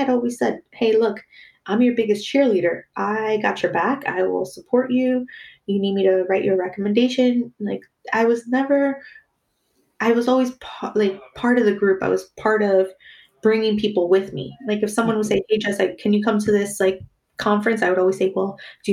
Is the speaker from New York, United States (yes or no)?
yes; New York, United States; moved away as an adult; now in Los Angeles, United States; Growing up in New York, I grew up with very diverse friends